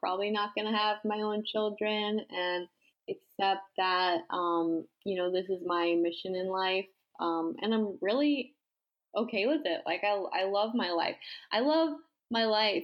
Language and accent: English; Massapequa, New York, United States; moved away; I grew up in Massapequa, New York, on Long Island